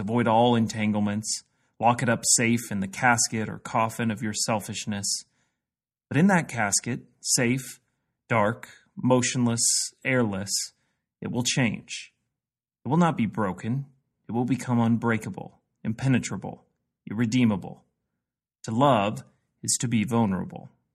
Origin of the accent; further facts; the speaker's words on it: Jefferson City, Missouri, United States; I grew up in Jefferson City, Missouri